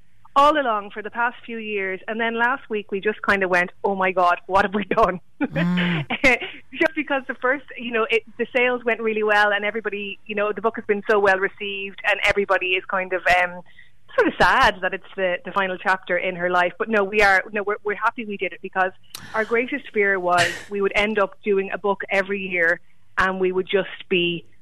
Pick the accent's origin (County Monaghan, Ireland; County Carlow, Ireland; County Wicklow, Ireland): County Carlow, Ireland; I'm from Berwick, County Carlow